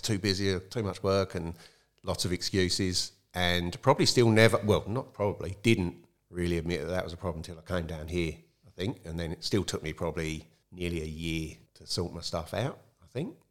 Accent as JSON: {"language": "English", "area": "Kent", "region": "South East England", "country": "United Kingdom", "tie": "born or raised there", "also_born_or_lived": "London", "moved": "as an adult", "lives_now": "Tumby Bay, Australia", "said": "I grew up in Kent, in the south of England, which is very close to London"}